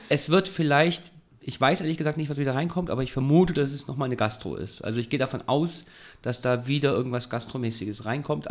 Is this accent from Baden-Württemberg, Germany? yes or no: yes; Ulm, Baden-Württemberg, Germany; now in Heidelberg, Germany; Ich bin in Ulm groß geworden